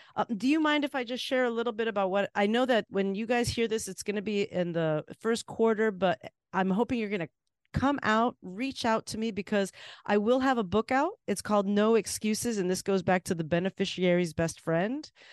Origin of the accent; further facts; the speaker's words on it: Miami, Florida, United States; now in Boston, United States; being in Miami and being in a place that was like home